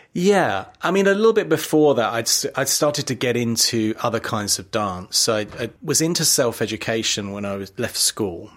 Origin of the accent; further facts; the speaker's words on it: London, United Kingdom; I was born in London, East yeah. London, a very ordinary working class family, but my parents loved theatre and they took me always in the cheapest seats